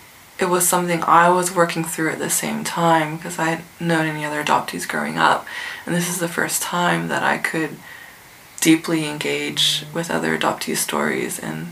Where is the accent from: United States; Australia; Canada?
Australia; Adelaide, South Australia; Do I just say cheekily, oh, I'm from Adelaide, knowing that they're expecting that you're going to name some Asian country, and or, you know, my family is from China, and so it's always China or Japan.